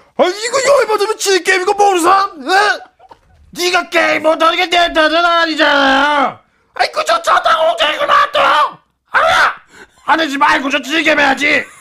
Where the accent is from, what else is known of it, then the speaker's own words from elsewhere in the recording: Seoul, South Korea; 저는 목동에서 자랐는데.